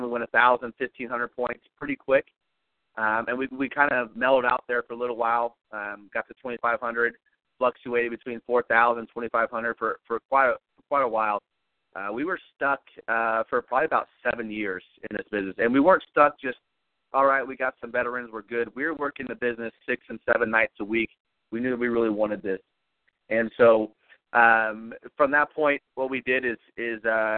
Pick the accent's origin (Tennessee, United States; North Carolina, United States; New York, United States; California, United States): California, United States; moved away as an adult; also born or lived in Kansas City area; I'm originally from California, and I came out to basically the Kansas City area on a full football scholarship.